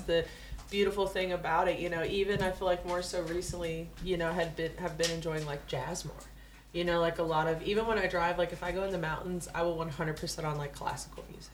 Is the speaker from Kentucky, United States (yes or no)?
yes; Kentucky, United States; moved away as an adult; growing up in Kentucky